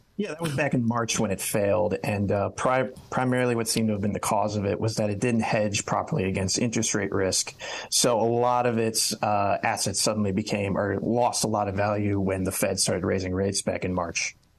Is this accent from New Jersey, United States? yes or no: no; Cleveland, Ohio, United States; moved away; I'm originally from the Cleveland area